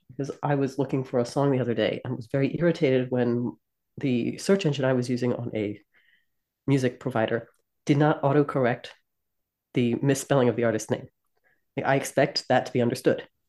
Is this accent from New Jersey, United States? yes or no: yes; New Jersey, United States; moved away; I'm from South Jersey